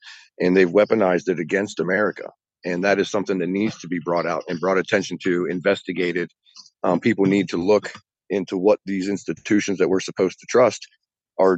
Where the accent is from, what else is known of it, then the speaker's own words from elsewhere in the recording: West Virginia, United States; I'm not from Alabama. I'm a West Virginia boy through and through, born and raised